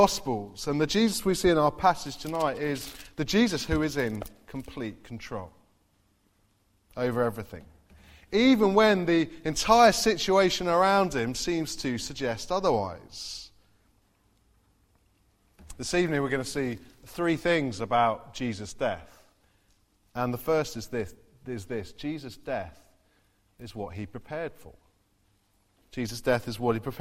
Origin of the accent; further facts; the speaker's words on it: Farnborough, South East England, United Kingdom; also born or lived in Derby; now in Basingstoke, United Kingdom; I grew up in Farnborough as well